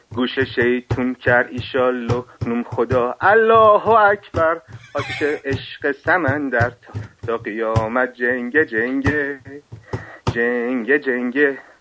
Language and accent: Persian; Shiraz, Fars, Iran; من شیرازی هستم